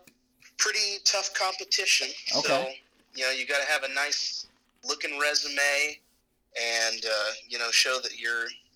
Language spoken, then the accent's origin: English; Oklahoma, United States; now in Tallahassee, United States; I'm from Oklahoma.